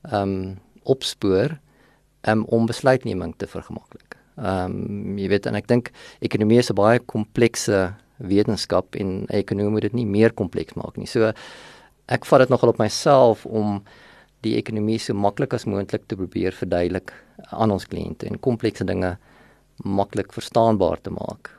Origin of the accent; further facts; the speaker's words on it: Vanderbijlpark, Gauteng, South Africa; also born or lived in Sasolburg, Free State; ek is in Sasselburg gebore. Ehm um, en het daar vir 'n rukkie skool gegaan en toe trek ons net oor kant die Varevier na van Nabel toe. En daar het ek my laerskool loopbaan voltooi, hoërskool loopbaan voltooi